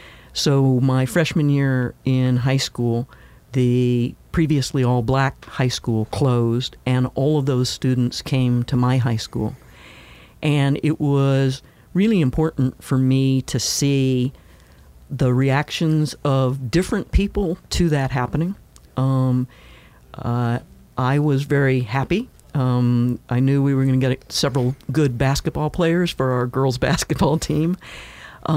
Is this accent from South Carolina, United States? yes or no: no; Tennessee, United States; also born or lived in Kansas; Well, I was born in Kansas, and my parents were military, so we moved around quite a bit. But after a divorce, we ended up in Tennessee.